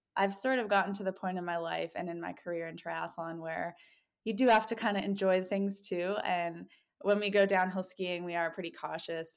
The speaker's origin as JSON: {"language": "English", "country": "Canada", "tie": "born or raised there", "moved": "yes", "lives_now": "Bend, United States"}